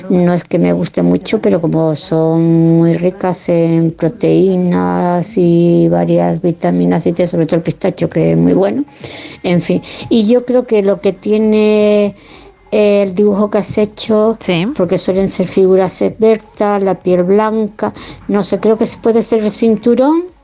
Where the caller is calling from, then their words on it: Las Palmas de Gran Canaria, Canary Islands, Spain; Hola, buenas noches chicas … de Las Palmas de Gran Canaria.